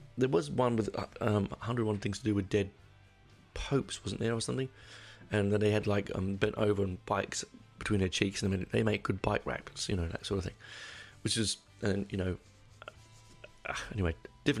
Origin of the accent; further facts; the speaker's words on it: United Kingdom; I'm a Brit